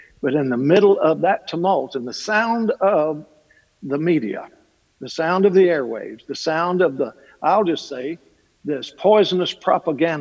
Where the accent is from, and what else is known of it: Kentucky, United States